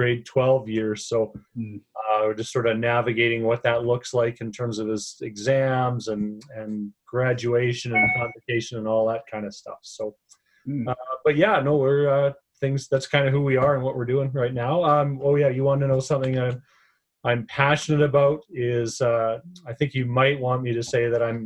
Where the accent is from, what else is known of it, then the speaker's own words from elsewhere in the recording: Edmonton, Alberta, Canada; I'm born and raised in Edmonton